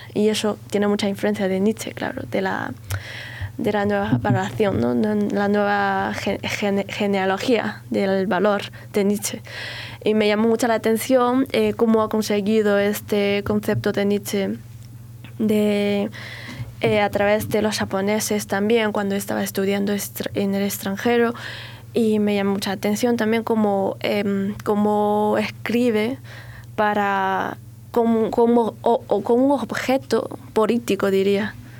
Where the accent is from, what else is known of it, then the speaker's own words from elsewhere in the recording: China; Spanish is a second language; moved away as an adult; also born or lived in Beijing, China / Almería, Spain; salir de China